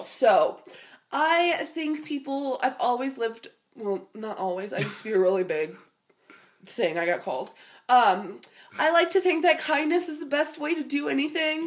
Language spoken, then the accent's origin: English; Midwest, United States; we're from the Midwest